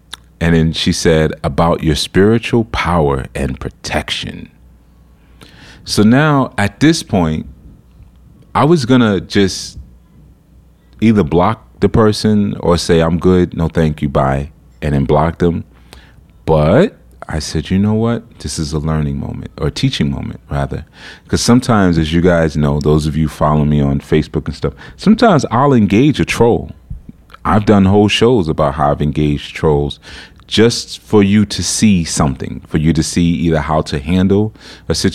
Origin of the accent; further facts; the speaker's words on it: New York City, New York, United States; Not only am I coming from America, I'm coming from New York City